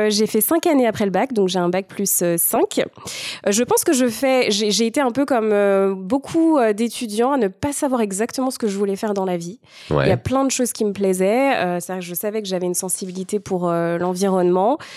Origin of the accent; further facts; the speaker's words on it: Val-d'Oise, Paris region, Île-de-France, France; j'ai grandi en région parisienne, dans un petit village euh, dans le Val d'Oise.